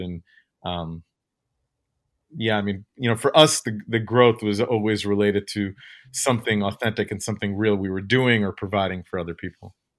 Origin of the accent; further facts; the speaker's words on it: Ukraine; moved away; I was born in the Ukraine